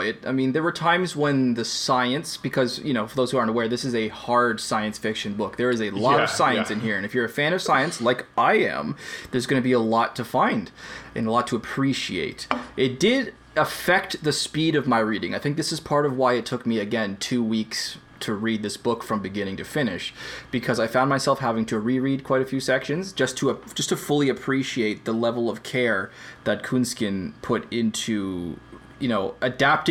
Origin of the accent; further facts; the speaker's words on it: Canada; I'm Canadian